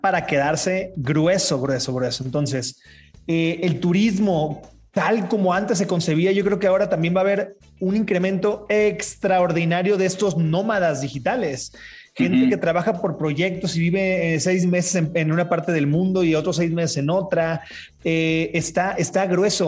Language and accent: Spanish; Mazatlán, Sinaloa, Mexico; soy de Mazatlán